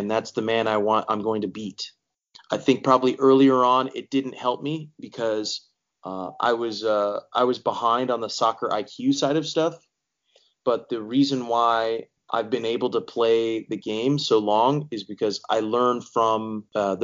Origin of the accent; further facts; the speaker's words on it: Bakersfield, California, United States; growing up in Bakersfield, California, that's not the soccer mecca of the world